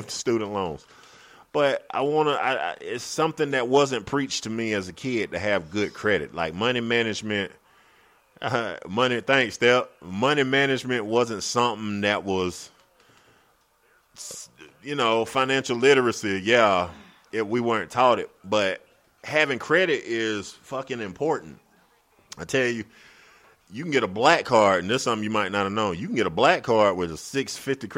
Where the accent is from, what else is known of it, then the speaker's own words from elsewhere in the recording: Greenwood, South Carolina, United States; I'm from Greenwood